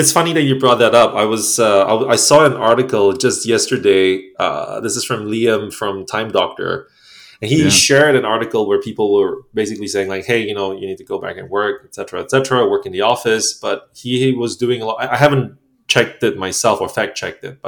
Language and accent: English; Singapore; moved away as an adult; also born or lived in Poland / Ukraine; now in Vienna, Austria; Singaporean, yep. Born and raised in Singapore for the most part of my life.